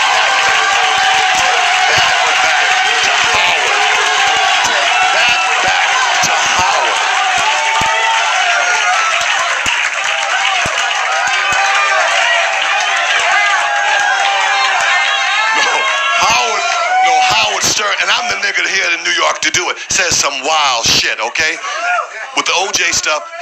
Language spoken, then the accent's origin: English; the South, United States; I'm from the South.